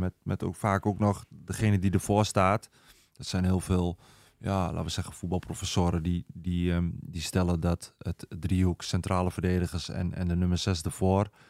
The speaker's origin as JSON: {"language": "Dutch", "region": "eastern Netherlands", "country": "Netherlands", "accent": "eastern", "said": "mijn accent dat ik uit het oosten kom"}